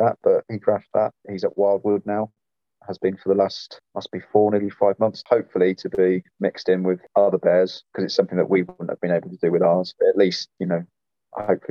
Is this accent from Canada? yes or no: no; Midlands, United Kingdom; moved away as an adult; also born or lived in Wiltshire; now in Kent, United Kingdom; I grew up in the Midlands.